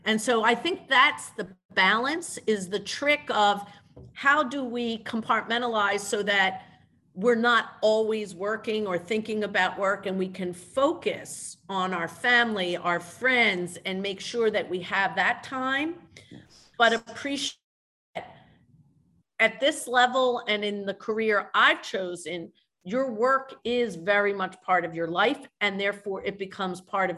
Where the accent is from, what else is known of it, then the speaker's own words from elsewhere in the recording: Orlando, Florida, United States; born there; I was actually born in Orlando, Florida. My Italian grandfather had citrus groves in Florida.